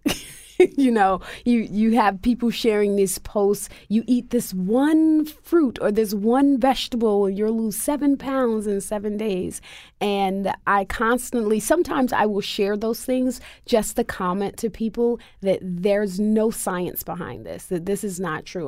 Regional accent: United States; African American Muslims born and raised in the United States

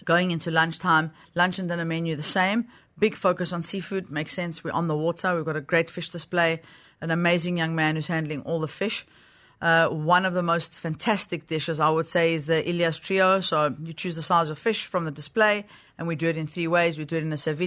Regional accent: South Africa; moved away; also born or lived in Greece (heritage); I am South African

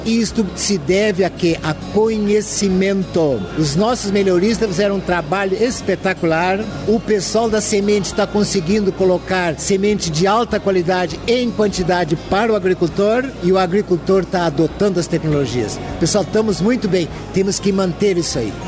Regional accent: Brazil; Nós, como brasileiros

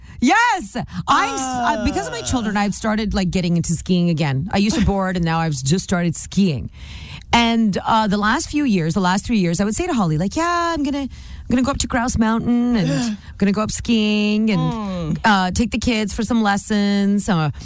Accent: Nanaimo, British Columbia, Canada; moved away as an adult; also born or lived in Vancouver Island; now in South Surrey, Canada; I'm from Nanaimo. Okay. I grew up there. I know the island.

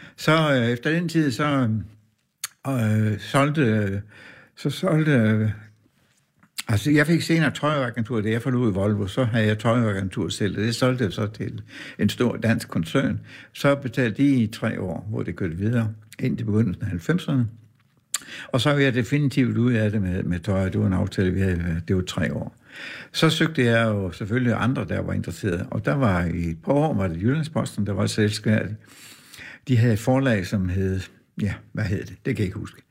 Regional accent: Horsens, Central Denmark Region, Denmark; moved away; also born or lived in Aarhus; min barndomsby, Horsens

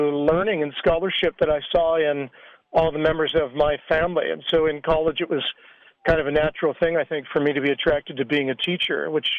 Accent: Seattle, Washington, United States; also born or lived in New Mexico / Colorado; Well, I was born and raised in Seattle, Washington, and I live near there now with my wife.

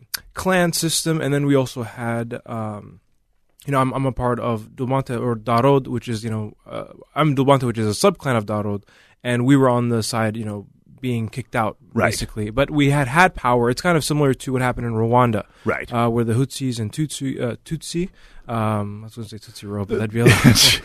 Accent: St. Paul, Minnesota, United States; I grew up in St. Paul. My family's originally from Somalia.

